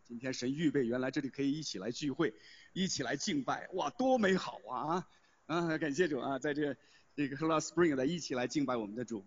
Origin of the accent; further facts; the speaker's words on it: Henan, China; now in Hong Kong; 我可以介绍我是从河南来的